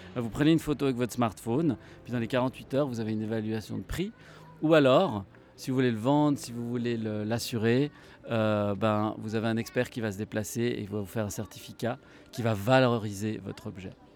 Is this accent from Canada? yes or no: no; Switzerland; en tant que bon Suisse à l'armée il y a très longtemps